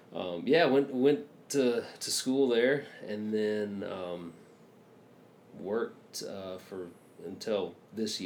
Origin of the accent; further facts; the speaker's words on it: Manchester, Georgia, United States; also born or lived in Blue Ridge, Georgia / Milledgeville, Georgia; I grew up in a small little town down kind of like central west Georgia